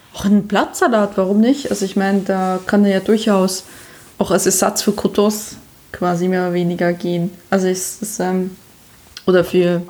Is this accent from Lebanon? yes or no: no; Switzerland; now in Germany; ich bin eine Schweizerin, die im Ausland lebt